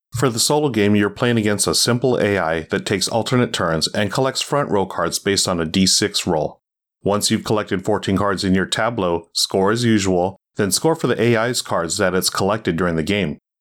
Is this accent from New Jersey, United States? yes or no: no; Southern California, United States; As a native Southern Californian